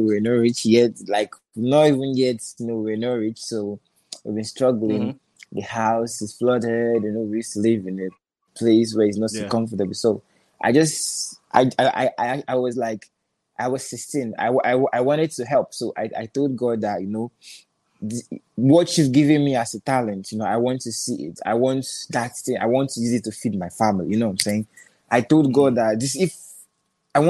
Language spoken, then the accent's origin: English; Lagos, Nigeria; also born or lived in Anambra State; Originally, I'm from Anambra State, but I live in Lagos. You know, I live in Lagos. Grew up in Lagos, make music in Lagos